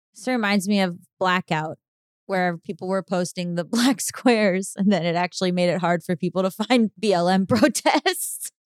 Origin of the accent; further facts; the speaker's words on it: Florida, United States; I'm from Florida